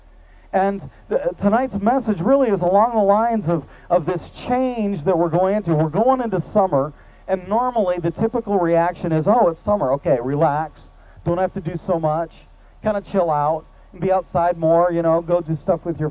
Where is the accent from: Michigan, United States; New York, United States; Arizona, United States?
Michigan, United States; now in Mid-Cities, Texas, United States; I grew up in Michigan, and the seasons are very well defined